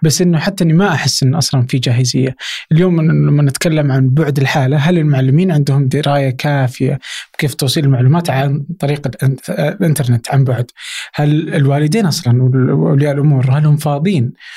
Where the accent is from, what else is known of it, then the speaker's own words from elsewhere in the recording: Abha, Asir, Saudi Arabia; انا مثلا من ابها